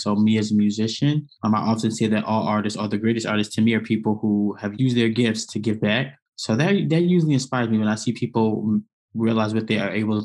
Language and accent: English; New York City, New York, United States; moved away as an adult; also born or lived in Atlanta, Georgia / Bloomington, Indiana; Born and raised in Brooklyn, New York